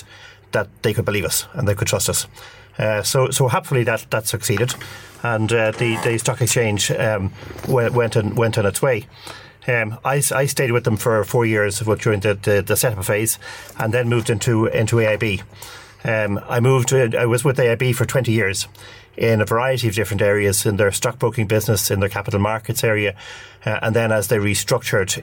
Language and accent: English; Dublin, Leinster, Ireland; I'm from Dublin